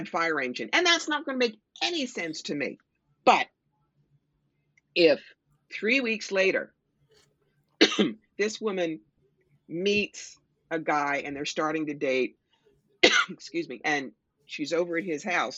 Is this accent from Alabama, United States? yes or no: no; New York, United States; I'm a New Yorker. I'm in your face.